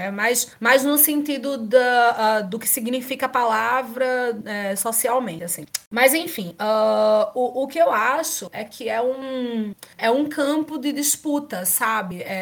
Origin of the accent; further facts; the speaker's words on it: Brazil; até eu abrir a boca, por exemplo, ninguém sabe que eu sou brasileira.